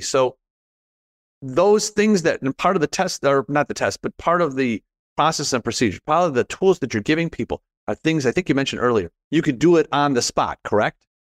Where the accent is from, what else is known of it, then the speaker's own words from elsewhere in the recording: Chicago, Illinois, United States; I'm from Chicago